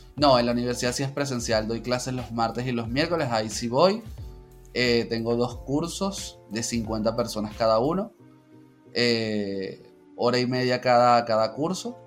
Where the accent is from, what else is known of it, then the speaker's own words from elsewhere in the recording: Caracas, Capital District, Venezuela; yo soy de, la capital, entonces yo soy de Caracas, tengo 32 años